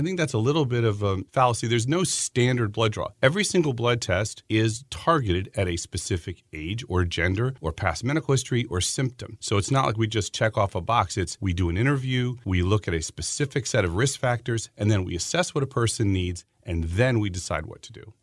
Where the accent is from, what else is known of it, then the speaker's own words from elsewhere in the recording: Pennsylvania, United States; moved away as an adult; also born or lived in South Carolina; now in Maryland, United States; I grew up in Pennsylvania